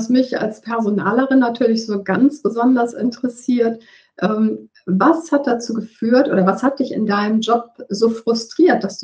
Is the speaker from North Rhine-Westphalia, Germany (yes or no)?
yes; Cologne, North Rhine-Westphalia, Germany; moved away; also born or lived in northern Germany; dass du in Köln lebst, weil Köln ja meine Geburtsstadt ist, auch wenn ich jetzt im Norden gelandet bin.